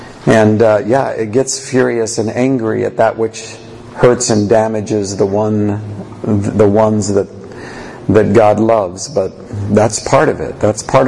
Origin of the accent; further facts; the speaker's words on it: Canada; I don't do Q&A. I do Q&R because I'm Canadian.